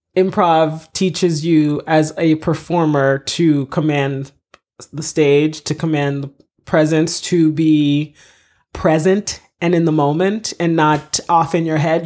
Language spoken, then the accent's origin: English; United States; moved away as an adult; also born or lived in Haiti / Florida / Massachusetts / Boston; now in Los Angeles, United States; I mostly grew up in Florida, in Massachusetts